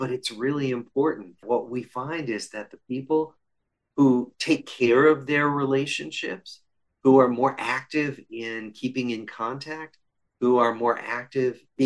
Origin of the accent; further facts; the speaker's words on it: Des Moines, Iowa, United States; moved away; I grew up in Des Moines, Iowa